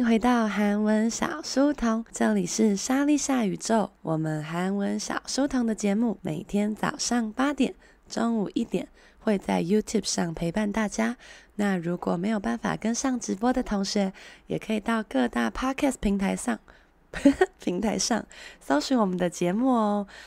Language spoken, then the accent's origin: Chinese; Taiwan; 我们台湾人